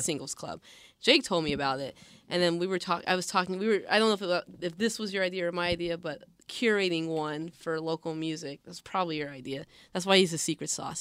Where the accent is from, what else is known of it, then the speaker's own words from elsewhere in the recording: Seattle, Washington, United States; I'm born and raised in Seattle